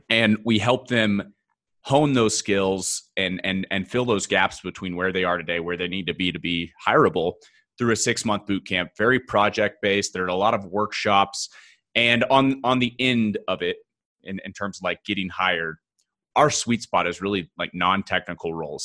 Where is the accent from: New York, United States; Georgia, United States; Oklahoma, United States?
Oklahoma, United States; now in Denver, United States; I'm originally from Oklahoma, small town, Midwest